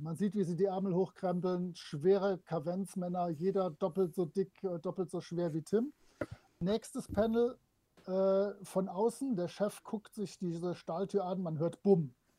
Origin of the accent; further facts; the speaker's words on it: France; moved away; früher so als Kind in Frankreich